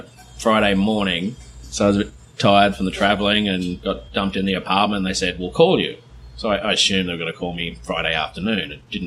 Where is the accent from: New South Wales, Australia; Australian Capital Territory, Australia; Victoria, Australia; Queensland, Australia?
New South Wales, Australia; Sydney; moved away as an adult; now in South Korea; Sydney, Australia, Maroubra Beach.